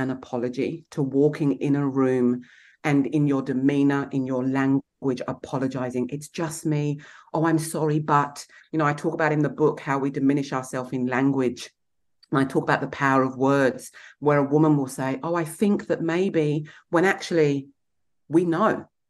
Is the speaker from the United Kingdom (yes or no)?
yes; England, United Kingdom; Then add being English.